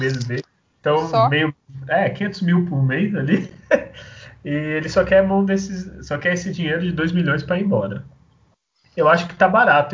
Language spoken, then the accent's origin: Portuguese; Santos, São Paulo, Brazil; eu sou de Santos